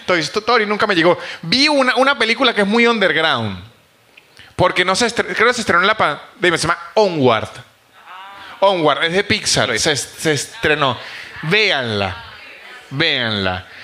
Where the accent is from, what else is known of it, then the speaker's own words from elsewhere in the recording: San Cristóbal, Táchira, Venezuela; now in Buenos Aires, Argentina; yo soy de San Cristóbal, de la frontera